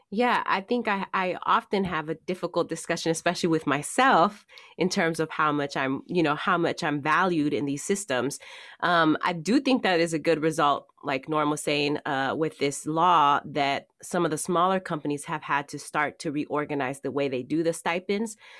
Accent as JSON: {"language": "English", "town": "Oakland", "region": "California", "country": "United States", "tie": "born or raised there", "also_born_or_lived": "San Francisco / Ohio / Oregon", "accent": "Oakland regionalism", "moved": "as an adult", "said": "I was raised in Oakland, so I'm a town, I'm from the town, I'm from here"}